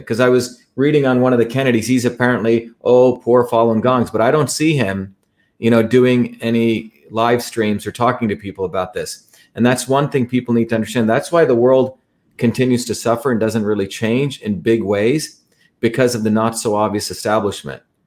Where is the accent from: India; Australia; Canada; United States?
India; moved away; I grew up in India